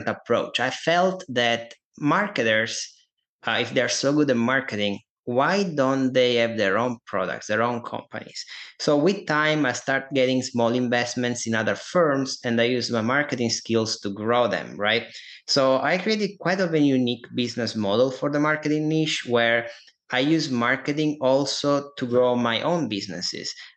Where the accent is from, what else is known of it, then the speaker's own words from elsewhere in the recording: Italy; accent: Italian; English is a second language; moved away as an adult; now in United States; I'm Italian. You probably guys can hear that from my accent here.